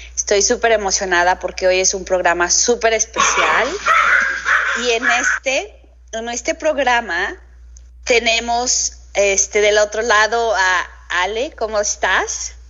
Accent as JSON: {"language": "Spanish", "country": "Mexico", "said": "nos falla el decir más como mexicanos"}